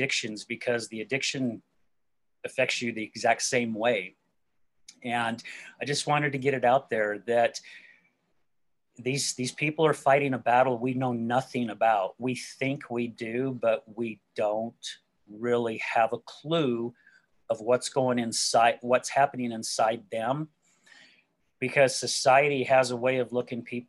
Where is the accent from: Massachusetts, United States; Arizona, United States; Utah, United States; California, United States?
Utah, United States; West Jordan; also born or lived in Salt Lake City, Utah; I'm originally from Salt Lake City, Utah. and grew up out in a place called West Jordan, which is the outskirts of downtown Salt Lake.